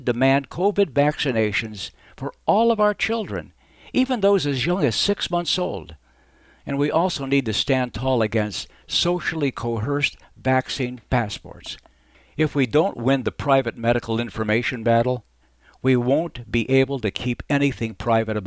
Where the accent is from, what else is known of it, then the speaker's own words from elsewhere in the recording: Arizona, United States; As a young man growing up in Arizona